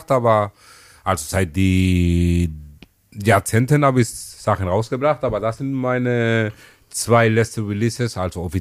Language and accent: German; Malabo, Bioko Norte, Equatorial Guinea; meine, meine Wurzeln kommen aus Äquatorial Guinea. Genau, ich bin in Malabo groß geworden.